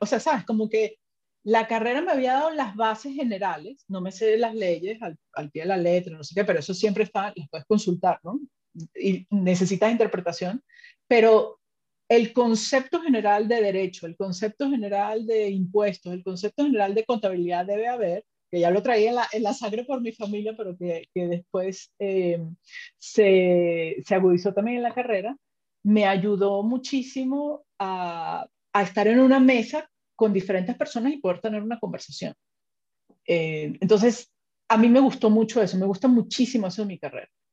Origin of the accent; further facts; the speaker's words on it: Venezuela; also born or lived in Spain; now in Mexico; mi esposo y yo somos de Venezuela